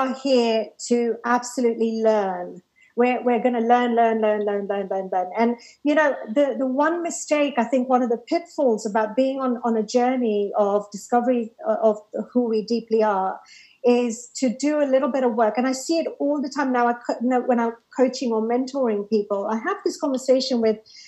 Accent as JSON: {"language": "English", "town": "Harrow", "region": "London", "country": "United Kingdom", "tie": "born or raised there", "said": "the library in Rainer's Lane, which is, you know, where I grew up in Harrow"}